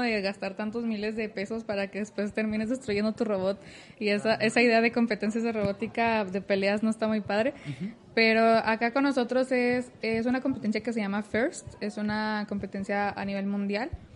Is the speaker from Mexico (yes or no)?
yes; Torreón, Coahuila, Mexico; now in Monterrey, Mexico; soy de Torreón, Coahuila, no soy de aquí, soy foránea